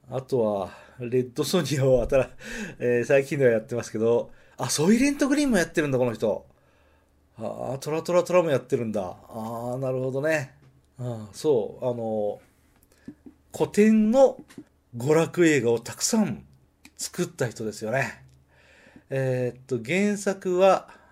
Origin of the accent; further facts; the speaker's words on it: Nagoya, Aichi, Japan; accent: Nagoya dialect; 名古屋弁が出てしまいました